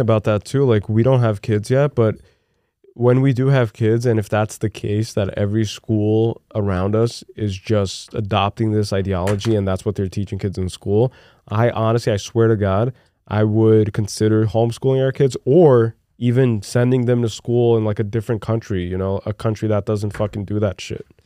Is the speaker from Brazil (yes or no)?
yes; Brazil; moved away; during my formative years growing up in Brazil